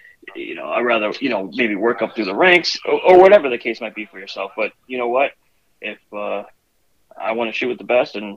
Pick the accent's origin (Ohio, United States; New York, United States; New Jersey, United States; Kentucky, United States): New Jersey, United States; I'm from New Jersey